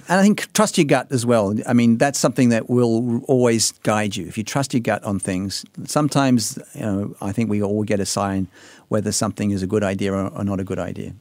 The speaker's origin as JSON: {"language": "English", "country": "Australia", "said": "being an Australian"}